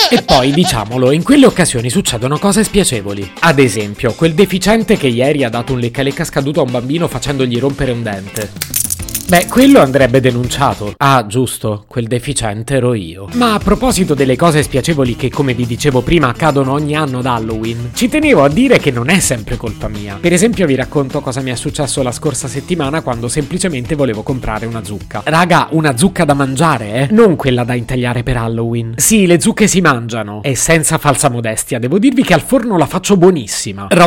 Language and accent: Italian; Italy; born there; Non è neanche del tutto vero perché sono nato in Italia ma non mi piace il carnevale.